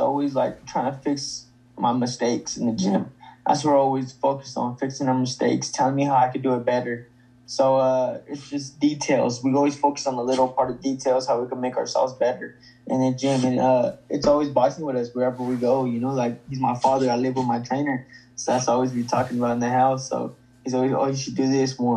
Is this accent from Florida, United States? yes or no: no; Stockton, California, United States; my hometown, Stockton, California